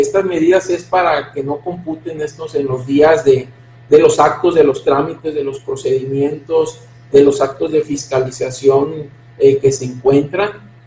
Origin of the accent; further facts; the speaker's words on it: Mexico; como mexicanos